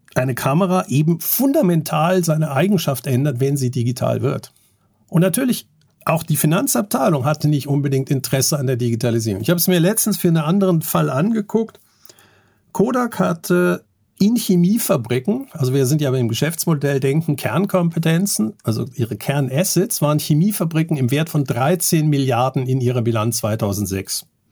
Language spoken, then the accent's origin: German; Germany; ich bin Bankkaufmann, ich bin in Deutschland aufgewachsen